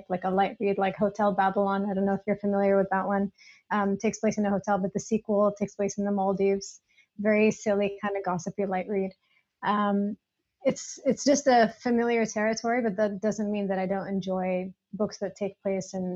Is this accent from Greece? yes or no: yes; Greece; also born or lived in United States; now in Dubai, United Arab Emirates; I grew up in Greece